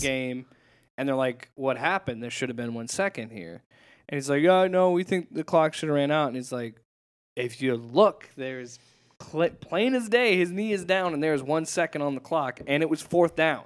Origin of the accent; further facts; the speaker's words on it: Omaha, Nebraska, United States; Omaha, my, my home state, Omaha, Nebraska